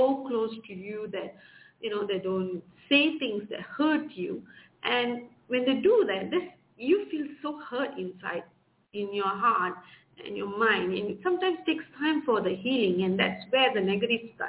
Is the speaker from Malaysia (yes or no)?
yes; Malaysia; I'm from Malaysia.